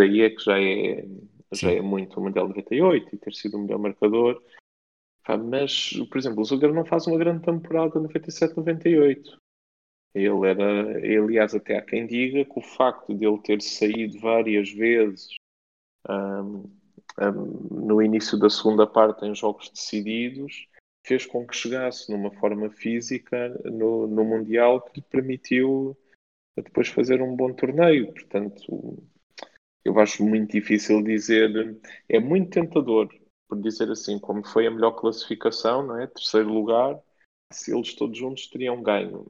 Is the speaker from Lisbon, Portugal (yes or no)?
no; Faro, Algarve, Portugal; eu cresci em Faro